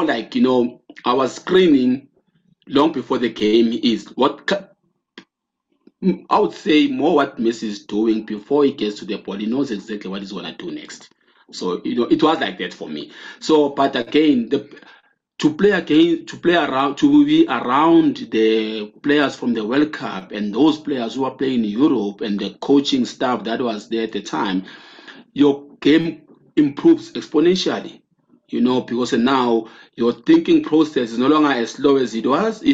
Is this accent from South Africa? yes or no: yes; South Africa; moved away; also born or lived in Porto; I'm from South Africa